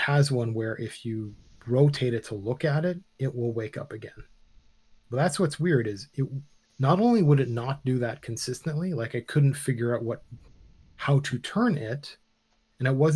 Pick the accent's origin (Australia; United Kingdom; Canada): Canada; we're Canadian